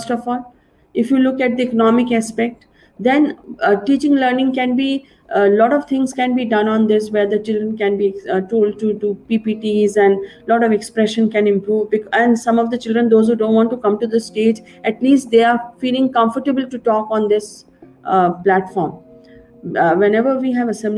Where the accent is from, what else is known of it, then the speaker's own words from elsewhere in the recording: India; In our country, in India